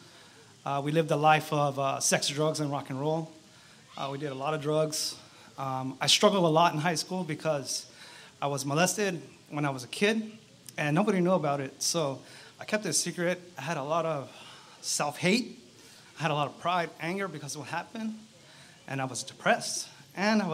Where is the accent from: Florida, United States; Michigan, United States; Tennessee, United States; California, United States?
California, United States; Riverside; also born or lived in East Los Angeles, California; After my dad saved enough money to buy a house, we moved out to Riverside. And I went to public school out there